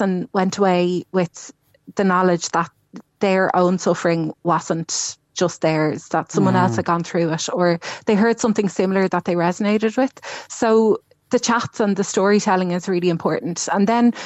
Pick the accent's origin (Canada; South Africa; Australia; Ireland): Ireland; Dublin, Leinster; moved away as an adult; now in Cork, Ireland; I'm from Dublin. And when I moved down here